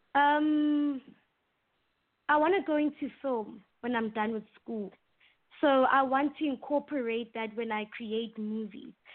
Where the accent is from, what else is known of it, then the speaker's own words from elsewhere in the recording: South Africa; first language English; it's rated one of the best schools in, in my hometown